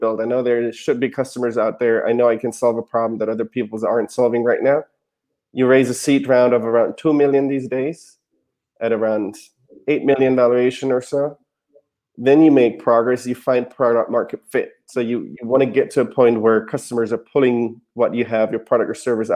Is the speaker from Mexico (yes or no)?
no; Germany; English is a second language; moved away as an adult; now in United States; So I'm from Germany originally. I moved to the US in 2011 to go to business school